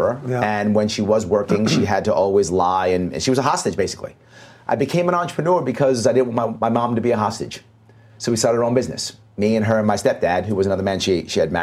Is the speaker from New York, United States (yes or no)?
yes; New York City, New York, United States; as a youngster, I grew up in New York City